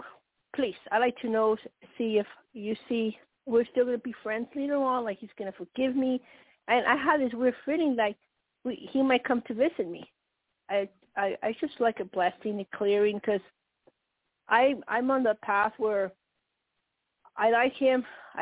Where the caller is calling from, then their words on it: Colorado, United States; Colorado, and when you say blue, are you connected to the Octarian?